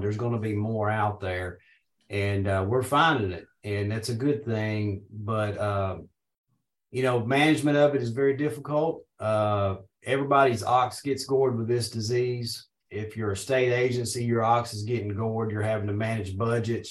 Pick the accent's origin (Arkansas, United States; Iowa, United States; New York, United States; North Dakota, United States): Arkansas, United States; Paragould; I'm from Northeast Arkansas originally. I was born and raised around Paragould